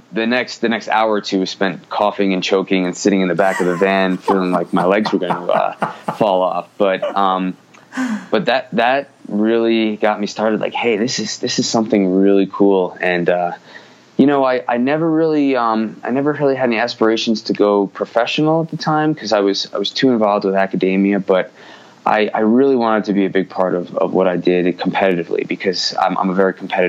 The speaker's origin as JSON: {"language": "English", "region": "New York", "country": "United States", "tie": "born or raised there", "accent": "New York", "said": "My New York accent is slipping away a little by little. I married a Midwestern woman who is diluted my accent a little bit, but it's still there every now and then. But I did grow up in the Northeast"}